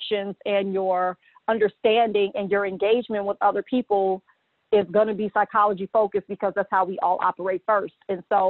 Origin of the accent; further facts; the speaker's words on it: Gary, Indiana, United States; I'm from Gary, Indiana, which is the hometown of the late …, …